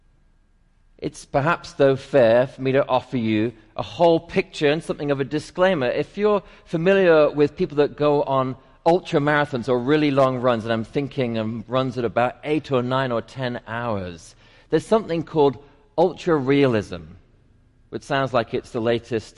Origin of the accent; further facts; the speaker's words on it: England, United Kingdom; now in Atlanta, United States; I'm English